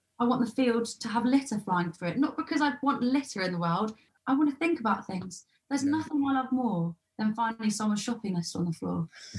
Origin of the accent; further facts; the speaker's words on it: London, United Kingdom; In especially like for me, growing up in Southeast London, you're just fucking surrounded by it